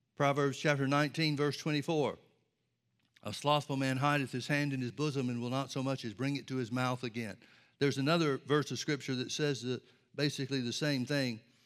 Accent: Birmingham, Alabama, United States; I grew up in Birmingham, Alabama, outside Birmingham, Alabama, and there were trees and forests and everything all around us

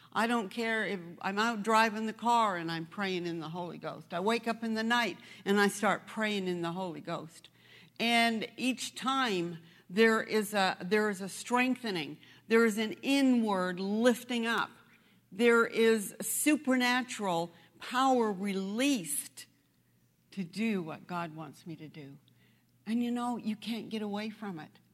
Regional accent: New Brunswick, Canada; moved away; that's where I come from. I was born in, um, I was born in New Brunswick

